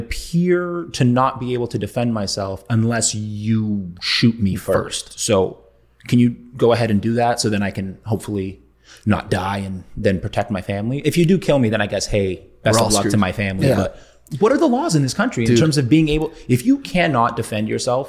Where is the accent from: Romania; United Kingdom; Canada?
Canada; as a Canadian living in Canada